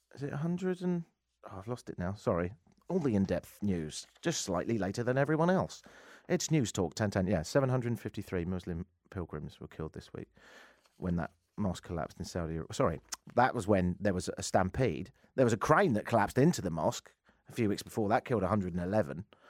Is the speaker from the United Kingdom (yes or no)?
yes; England, United Kingdom; now in United States; the United Kingdom as well, 'cause I was born and raised there